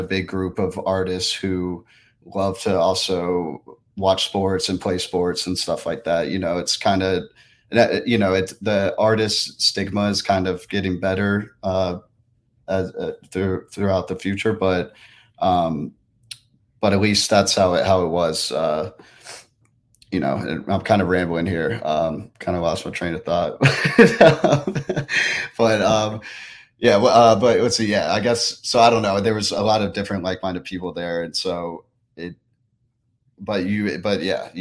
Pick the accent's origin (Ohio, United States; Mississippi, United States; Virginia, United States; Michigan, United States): Virginia, United States; Richmond; I am from Richmond, Virginia